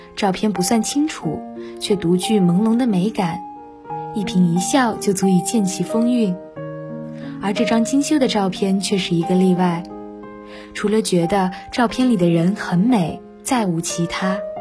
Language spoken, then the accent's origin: Chinese; Mianyang, Sichuan, China; moved away as an adult; now in Nanjing, China; 来自四川绵阳